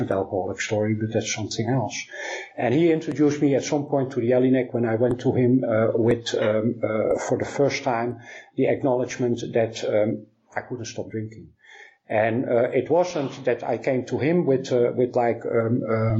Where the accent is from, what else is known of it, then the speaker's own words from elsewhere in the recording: Amsterdam, North Holland, Netherlands; my hometown in Amsterdam